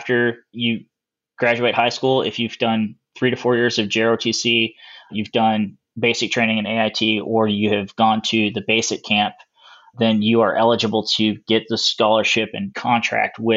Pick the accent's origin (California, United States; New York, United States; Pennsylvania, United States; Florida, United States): California, United States; Sacramento; also born or lived in Missouri; I'm originally from Sacramento, California.